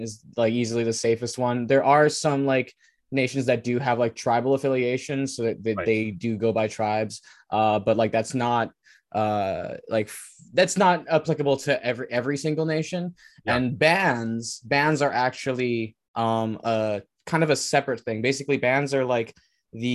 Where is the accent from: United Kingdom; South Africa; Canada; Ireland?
Canada; Wet'suwet'en territory, British Columbia; I'm from Wet'suwet'en. So that's like Canada and BC